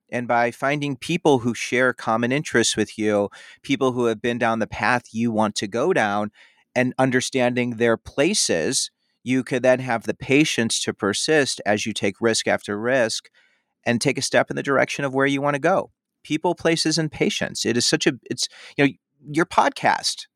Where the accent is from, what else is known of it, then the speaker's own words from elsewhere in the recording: Chicago, Illinois, United States; also born or lived in Madison, Wisconsin / Indiana; I'm from the Chicago area.